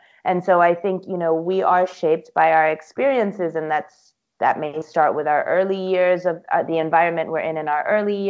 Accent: Singapore; My parents, my mom's Taiwanese, my dad's Ethiopian, but then I grew up in Singapore.

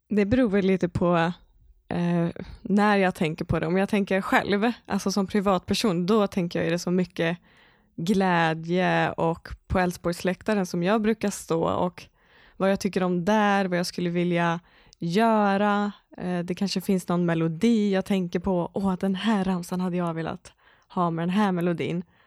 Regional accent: Skaraborg, Västra Götaland, Sweden; moved away; also born or lived in Borås; jag är inte uppvuxen i Borås, även om jag bott där många år. Jag är uppvuxen från Skaraborg

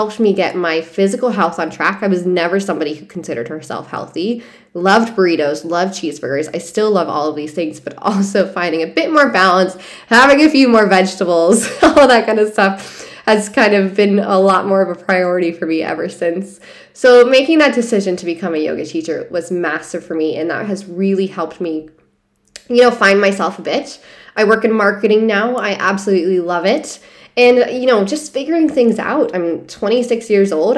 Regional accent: Hudson, Ohio, United States; moved away as an adult; also born or lived in San Diego, California; I'm from Hudson, Ohio. I went to, you know, grade school, went to college there.

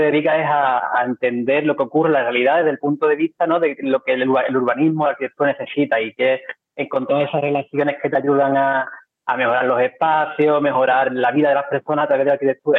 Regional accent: Cádiz, Andalusia, Spain; somos gente de Cádiz

